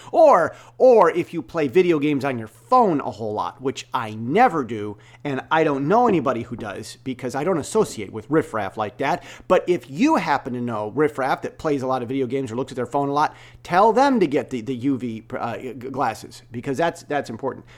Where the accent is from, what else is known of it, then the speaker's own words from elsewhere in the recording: United States; now in Taiwan; I'm an American self-taught software developer, Bible-trained, uh, stock exchange moderator, uh, that's, that's living in Taiwan